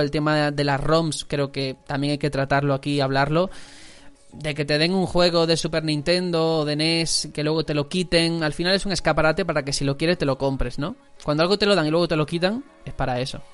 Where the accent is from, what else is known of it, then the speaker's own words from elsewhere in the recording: Algeciras, Andalusia, Spain; now in Fuenlabrada, Spain; Yo soy fuenlabreño de adopción porque soy de Algeciras, aquí estoy viviendo.